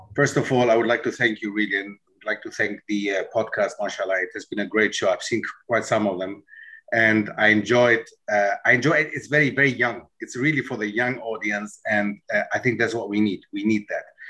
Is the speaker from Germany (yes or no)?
yes; Germany; moved away as an adult; also born or lived in Netherlands; grew up in Germany